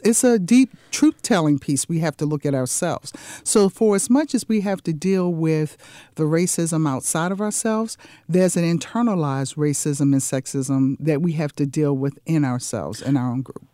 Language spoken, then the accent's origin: English; Washington, District of Columbia, United States; moved away as an adult; also born or lived in California / New Jersey; now in Jacksonville, United States; I was born and raised in the Washington, D C area. That's where I grew up.